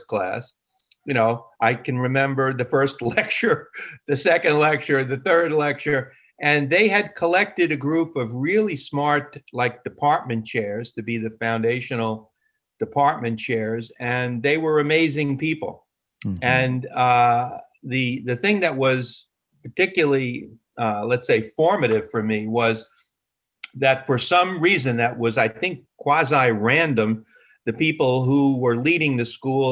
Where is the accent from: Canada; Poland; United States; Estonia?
United States; New York City, New York; I was born and raised in New York.